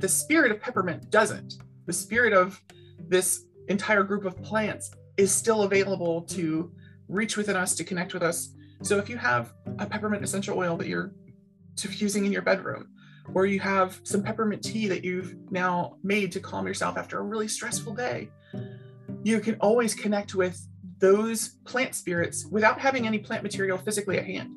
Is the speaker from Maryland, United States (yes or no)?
yes; Baltimore, Maryland, United States; I grew up in Baltimore City